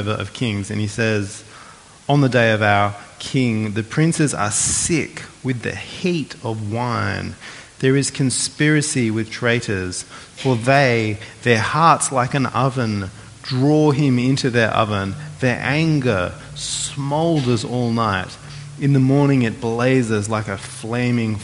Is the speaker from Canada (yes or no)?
no; Australia